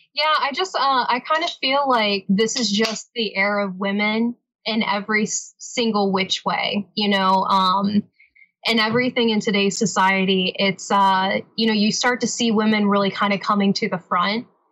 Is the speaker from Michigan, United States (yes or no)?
no; North Carolina, United States; now in Nashville, United States; I'm originally from uh, North Carolina